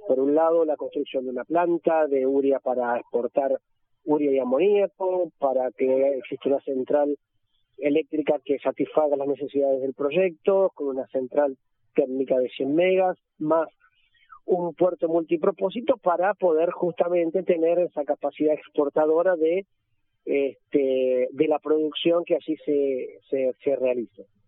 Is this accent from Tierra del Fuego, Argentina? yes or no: yes; Tierra del Fuego, Argentina; en nuestra provincia